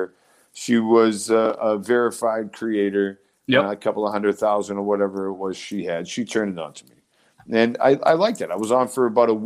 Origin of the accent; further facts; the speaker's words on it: Quincy, Massachusetts, United States; I'm born and raised in Quincy, Massachusetts